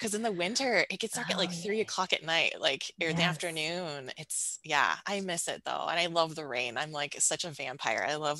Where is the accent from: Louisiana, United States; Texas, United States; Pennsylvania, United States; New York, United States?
New York, United States; Buffalo; moved away as an adult; also born or lived in Ohio; I grew up outside of Buffalo, New York in a rural suburb, and then headed out to undergrad at Denison University, which is right outside of Columbus, Ohio.